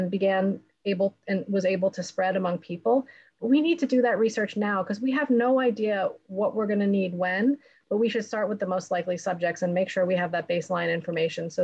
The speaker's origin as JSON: {"language": "English", "country": "United States", "said": "as an American"}